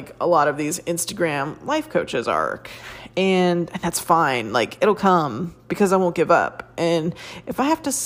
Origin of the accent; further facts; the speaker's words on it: United States; I'm an American woman born and raised here